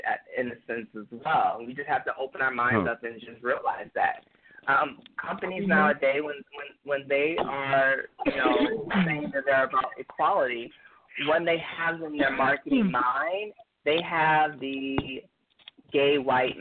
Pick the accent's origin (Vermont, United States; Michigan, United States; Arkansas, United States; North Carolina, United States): Michigan, United States; Detroit; growing up in Detroit